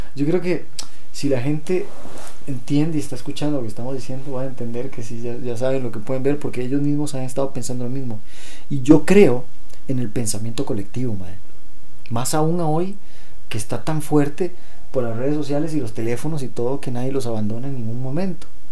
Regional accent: Costa Rica; como ticos

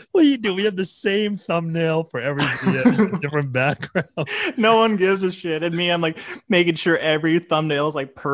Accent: Canada

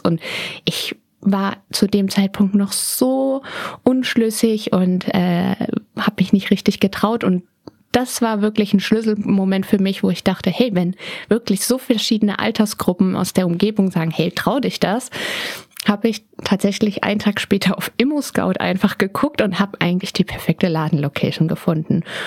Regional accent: Berlin, Germany; ich bin in Berlin geboren am 19.12.

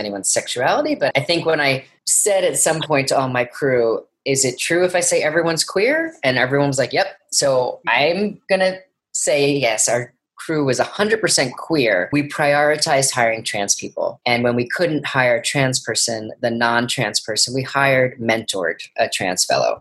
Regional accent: New York City, New York, United States; tribeca my hometown film festival

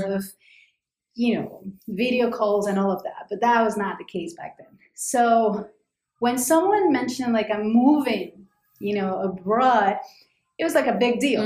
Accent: Cali, Valle del Cauca, Colombia; moved away as an adult; now in New York City, United States; I was born in Cali, Colombia.

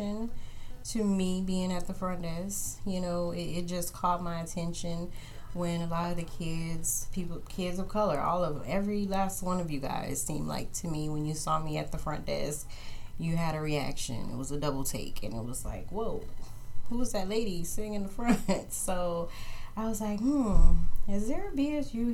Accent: New Orleans, Louisiana, United States; also born or lived in Texas; now in Kansas City, United States; I was born in New Orleans, Louisiana, where we had all different shades of melanin

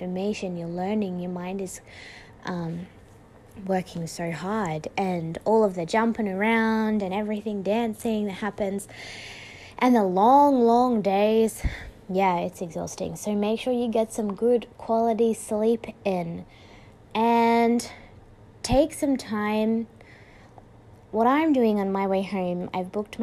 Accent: Australia; I'm from Australia.

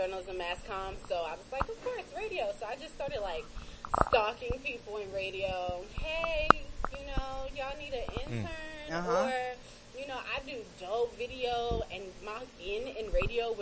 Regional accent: Washington, District of Columbia, United States; moved away as an adult; also born or lived in North Carolina; now in Atlanta, United States; I am born and raised in the District of Columbia

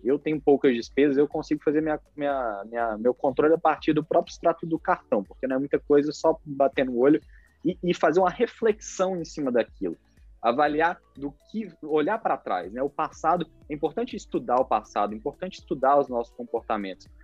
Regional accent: Brazil; nós, como brasileiros

